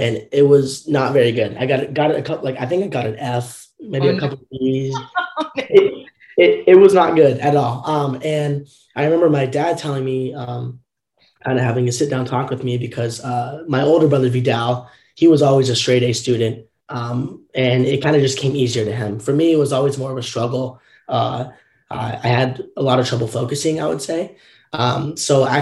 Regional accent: Southern Orange County, California, United States; growing up in Southern Orange County, California, I was always in the public school system

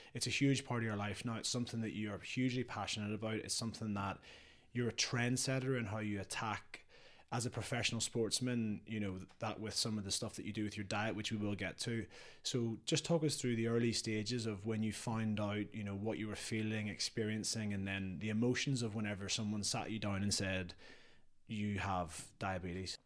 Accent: Northern Ireland, United Kingdom; when we were growing up in Northern Ireland

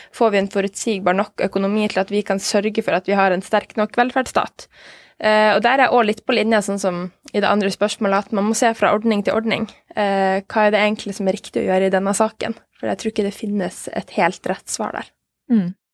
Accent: Norway; vi som nordmenn

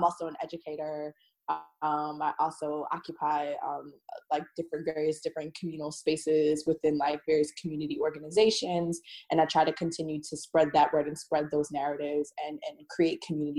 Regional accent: New York City, New York, United States; I am from the Bronx. Born, raised

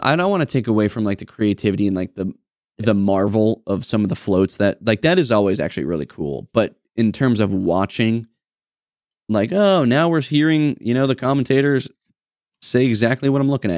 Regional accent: New England, United States; I'm, we're from New England, I'm a Patriots fan

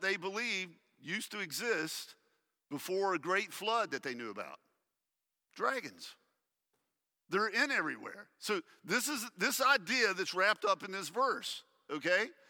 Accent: United States; we as American Christians

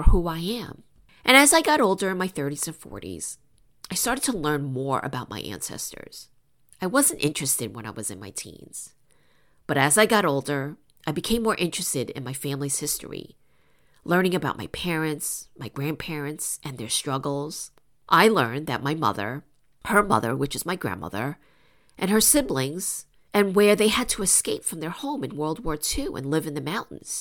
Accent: New York, United States; I was born and raised in New York by my immigrant parents from China

